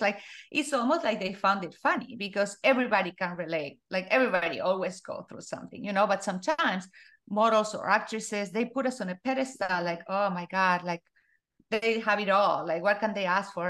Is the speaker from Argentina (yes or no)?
yes; Argentina; I was born in Argentina, uh, and I grew up in a very small town.